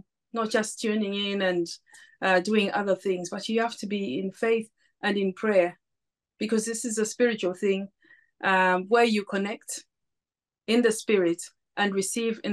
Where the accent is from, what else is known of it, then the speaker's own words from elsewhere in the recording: Zambia; now in United Kingdom; I'm originally from Zambia